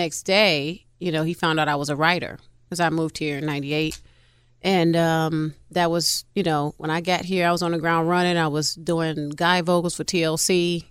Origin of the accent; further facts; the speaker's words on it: Chicago, Illinois, United States; now in Atlanta, United States; I'm from Chi-Town, actually.